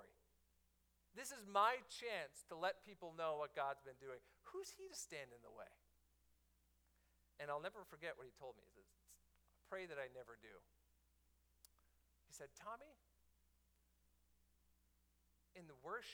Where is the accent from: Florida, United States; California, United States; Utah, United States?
Florida, United States; Miami; my hometown, the Miami Heat